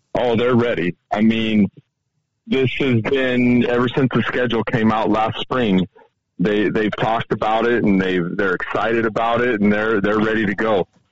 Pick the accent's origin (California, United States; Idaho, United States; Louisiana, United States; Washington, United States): Idaho, United States; now in Montana, United States; I'm from Idaho originally